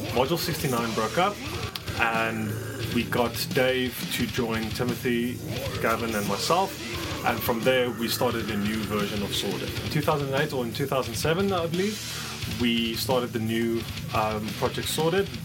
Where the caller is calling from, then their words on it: Johannesburg, Gauteng, South Africa; coming to you from Johannesburg, South Africa.